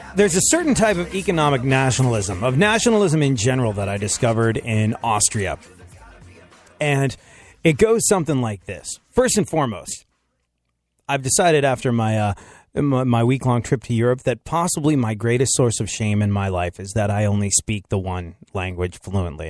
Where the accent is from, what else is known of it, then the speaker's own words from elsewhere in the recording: United States; I'm American